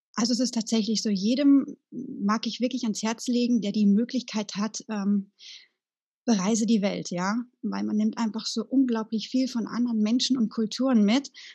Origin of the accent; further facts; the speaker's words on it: Sauerland, North Rhine-Westphalia, Germany; moved away; meiner alten Heimat im Sauerland